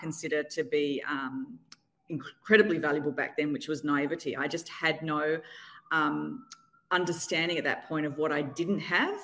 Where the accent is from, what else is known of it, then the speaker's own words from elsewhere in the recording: Australia; moved away as an adult; now in New York City, United States; I'm Australian, but living in New York City now.